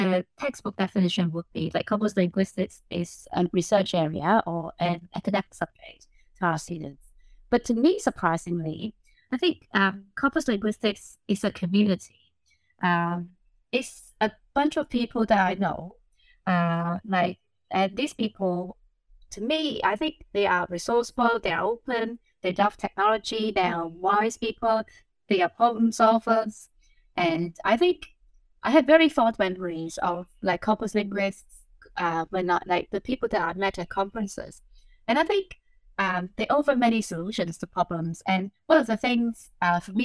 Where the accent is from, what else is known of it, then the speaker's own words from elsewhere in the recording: Hong Kong; English is a second language; moved away; I was born and I grew up in Hong Kong